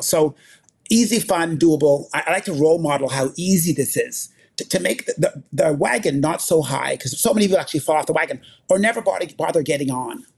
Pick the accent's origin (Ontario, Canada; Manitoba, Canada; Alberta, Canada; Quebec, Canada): Manitoba, Canada; Winnipeg; I grew up in Winnipeg, Manitoba